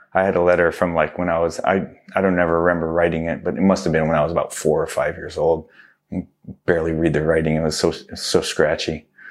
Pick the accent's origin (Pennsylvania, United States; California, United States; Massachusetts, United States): California, United States; Southern; also born or lived in Livingston, New Jersey / New York City / Houston, Texas; moved to Houston, Texas for a few more years after that, and then we moved to California, which I was pretty much been out here my whole life. Um, came out here in first grade